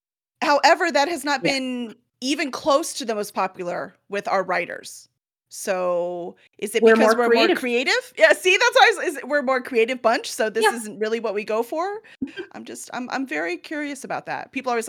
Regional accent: Chicago, Illinois, United States; now in Houston, United States; I'm in Houston, right? Yeah. But I'm from Chicago. I know how to drive in the snow and ice, too.

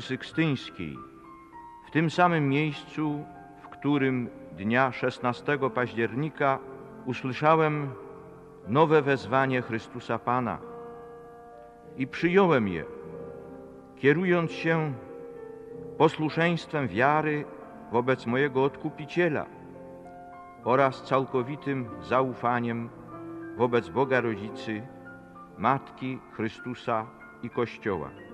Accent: Poland; first language Polish; moved away; tylu moich rodaków w Polsce

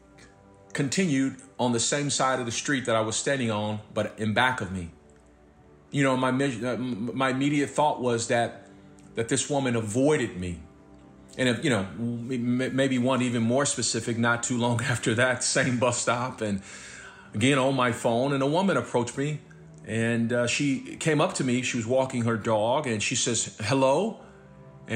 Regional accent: Los Angeles, California, United States; moved away; also born or lived in Dallas / New Mexico / San Francisco / Kansas City, Kansas; growing up where I grew up in South Central

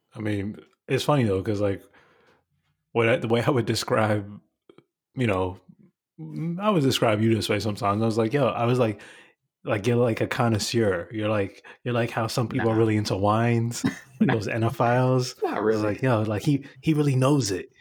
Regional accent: New York City, New York, United States; I'm the kid from Bushwick

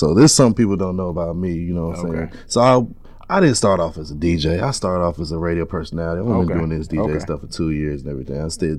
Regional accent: Bay Area, California, United States; I'm a young from the Bay Area.

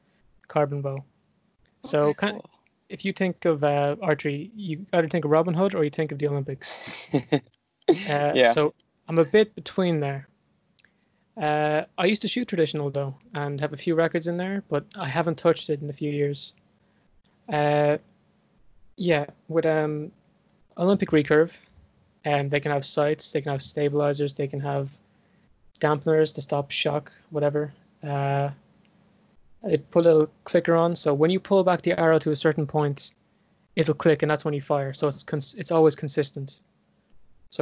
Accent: Ireland; I'm Irish. Not like American Irish, like Irish Irish.

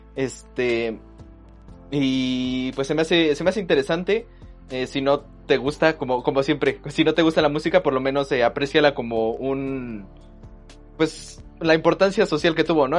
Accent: Mexico

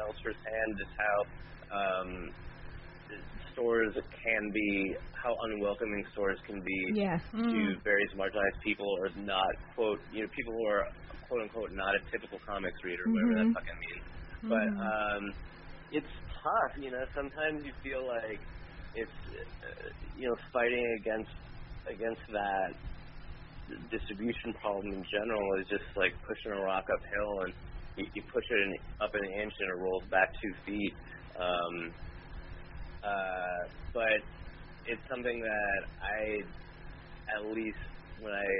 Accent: Minnesota, United States; now in Los Angeles, United States; I grew up in Minnesota.

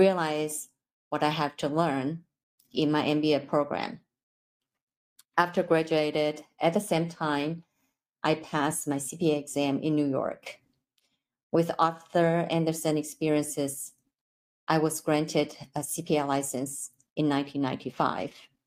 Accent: Taipei, Taiwan; English is a second language; moved away as an adult; now in United States; I'm originally from Taipei, Taiwan. I came here to obtain my master's degree.

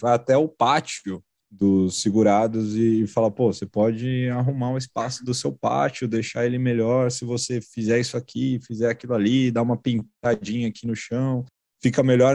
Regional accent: Atibaia, São Paulo, Brazil; now in São Paulo, Brazil; quando eu vim de Atibaia, pequeno menino do interior que veio para São Paulo com um sonho

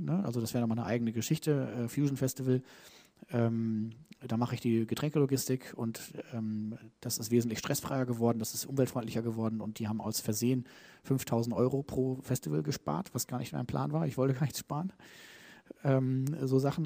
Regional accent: Germany; ich bin Deutscher, ne, wir Deutschen

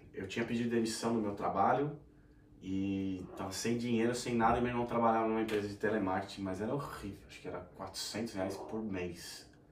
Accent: São Paulo, Brazil; moved away as an adult; now in Australia; eu sou natural de São Paulo, capital

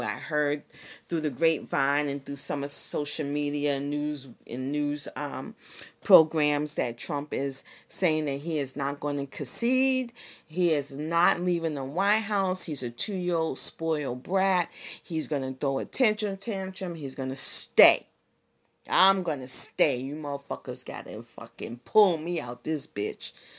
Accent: Boston, Massachusetts, United States; I grew up in the hood, I grew up in the Barry, Roxbury, Massachusetts, in the sixties and the seventies

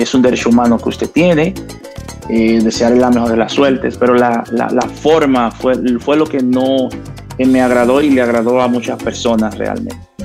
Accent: La Romana, Dominican Republic; me fui a, a mi pueblo, a La Romana

